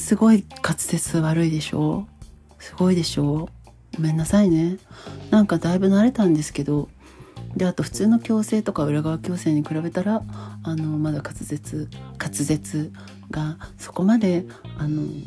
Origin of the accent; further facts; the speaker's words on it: Hamamatsu, Shizuoka, Japan; 地元の浜松で働いてた